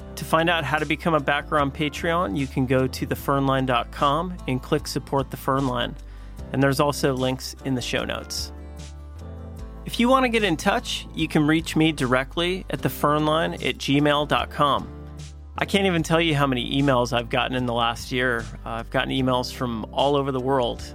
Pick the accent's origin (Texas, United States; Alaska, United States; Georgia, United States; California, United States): Alaska, United States; I grew up here in Alaska